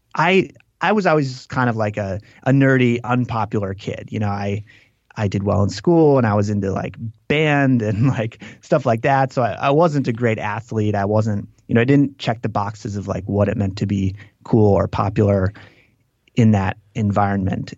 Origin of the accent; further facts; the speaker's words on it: Green Lake, Wisconsin, United States; I grew up in this town called Green Lake